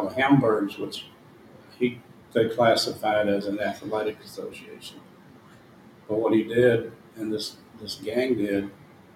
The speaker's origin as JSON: {"language": "English", "region": "the South", "country": "United States", "also_born_or_lived": "Chicago", "accent": "Southern", "moved": "yes", "said": "as a Southerner with a Southern accent"}